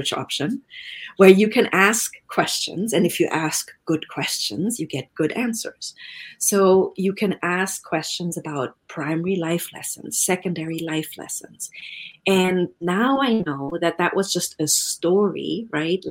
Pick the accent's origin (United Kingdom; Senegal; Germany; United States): Germany; moved away; I'm originally from Germany